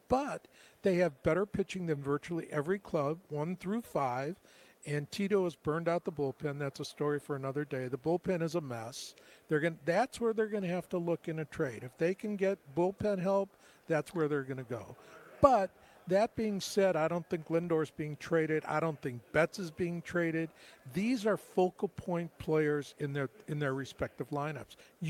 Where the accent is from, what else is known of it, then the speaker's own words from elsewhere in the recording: Cleveland, Ohio, United States; born there; was born in Cleveland.